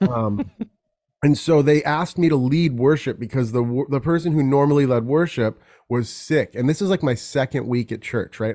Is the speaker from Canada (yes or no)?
no; Carmel, California, United States; born and raised in California. I grew up in a very unique place called Carmel